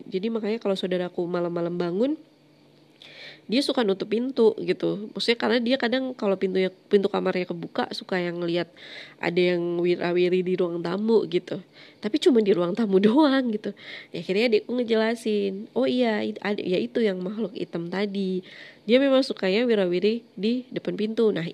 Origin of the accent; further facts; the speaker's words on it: Malang, East Java, Indonesia; jadi Malang itu kampung halamanku, aku aslinya Malang.